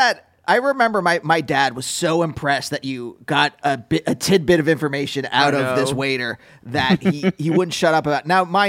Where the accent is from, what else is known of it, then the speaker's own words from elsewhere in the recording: Reading, Pennsylvania, United States; Reading, Pennsylvania.